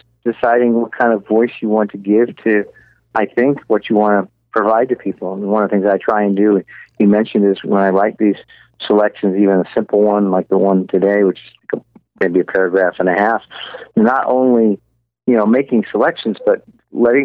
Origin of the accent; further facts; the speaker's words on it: Southern California, United States; growing up in Southern California